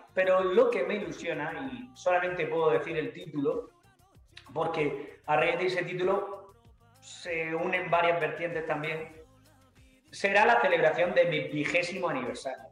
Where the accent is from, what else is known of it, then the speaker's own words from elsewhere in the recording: Andalusia, Spain; mi tierra está muy presente